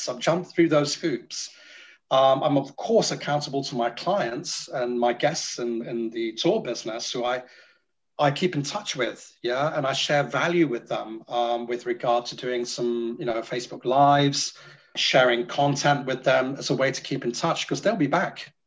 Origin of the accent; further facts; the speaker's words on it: Singapore; now in United Kingdom; I'm from Singapore